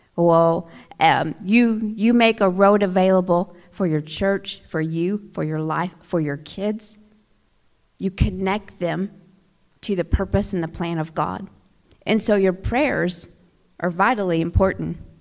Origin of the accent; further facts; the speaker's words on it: Oklahoma, United States; moved away as an adult; now in Flint, United States; I'm from Oklahoma originally. I'm an Oklahoma girl.